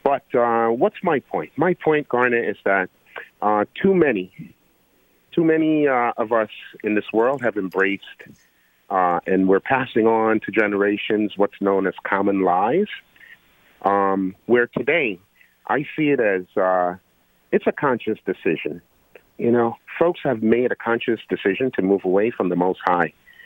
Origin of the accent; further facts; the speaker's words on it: Georgetown, Guyana; I'm from Guyana. No, of course, I was received in Georgetown, Guyana